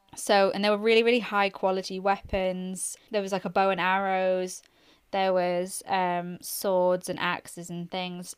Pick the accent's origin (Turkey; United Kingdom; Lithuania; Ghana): United Kingdom; Northumberland, North East England; I'm from Northumberland